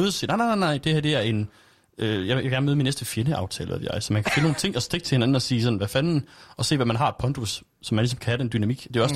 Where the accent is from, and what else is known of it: Aarhus, Central Denmark Region, Denmark